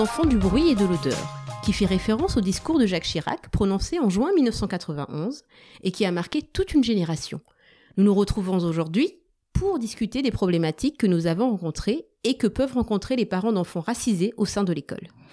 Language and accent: French; Madagascar; first language Malagasy; French is a second language; now in France; je suis née à Madagascar, j'ai toujours parlé malgache, le français n'est pas ma langue maternelle